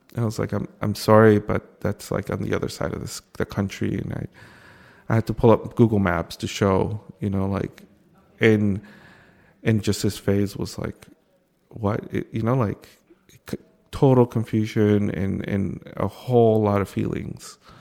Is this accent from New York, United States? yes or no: yes; New York City, New York, United States; I came here when I was five. I crossed the border with my mother when I was a, a young kid, and I grew up undocumented here in Brooklyn